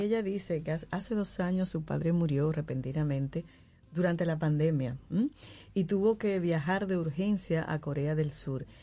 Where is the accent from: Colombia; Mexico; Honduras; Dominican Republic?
Dominican Republic; now in Santo Domingo, Dominican Republic; Santo Domingo, no viví aquí, pero en mi pueblo yo pequeña era